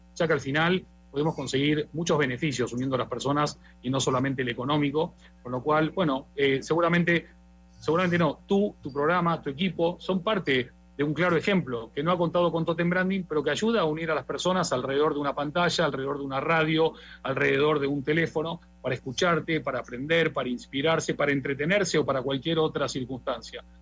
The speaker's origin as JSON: {"language": "Spanish", "country": "Argentina", "said": "yo como argentino"}